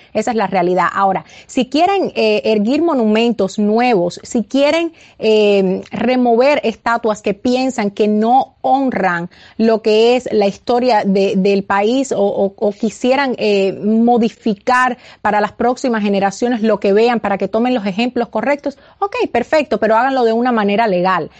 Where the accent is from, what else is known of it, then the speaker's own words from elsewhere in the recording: Cuba; now in United States; nací y criada eh, en Cuba, también ciudadana americana, pero, pero nací, nací y me crié en Cuba